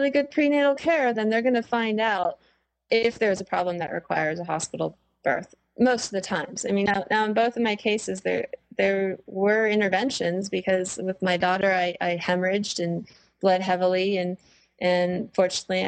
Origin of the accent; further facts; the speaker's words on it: Ohio, United States; moved away as an adult; I grew up in Ohio